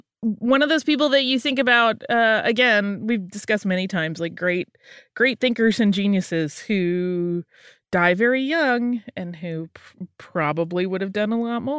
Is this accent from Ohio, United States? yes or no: yes; North Canton, Ohio, United States; I grew up and live in North Canton, Ohio, where the Hoover vacuum was made. In fact, I live just down the street from the house where it was initially made.